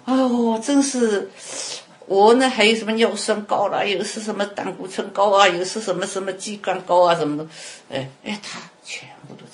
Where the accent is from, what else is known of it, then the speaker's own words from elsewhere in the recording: China; moved away as an adult; now in United States; 我们都是， 都是土生土长在我们这个这个嗯，土地上的